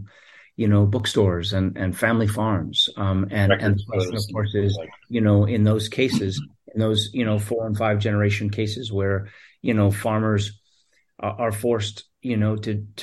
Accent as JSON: {"language": "English", "town": "New York City", "region": "New York", "country": "United States", "tie": "born or raised there", "said": "a New Yorker who grew up here"}